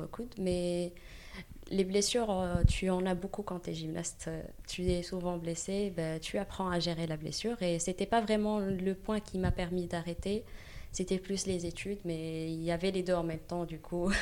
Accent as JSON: {"language": "French", "country": "Morocco", "tie": "born or raised there", "moved": "as an adult", "lives_now": "Paris, France", "said": "je viens, c'est vrai, je viens du Maroc, j'ai grandi au Maroc et je suis venue ici"}